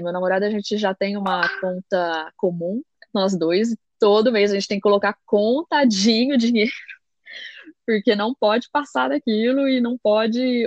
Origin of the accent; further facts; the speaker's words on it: Brazil; moved away as an adult; now in Belgium; eu vinha do Brasil